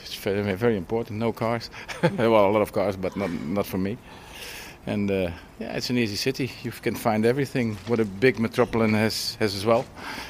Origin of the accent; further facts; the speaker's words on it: south of Holland, southern Netherlands, Netherlands; now in Amsterdam, Netherlands; In the south of Holland.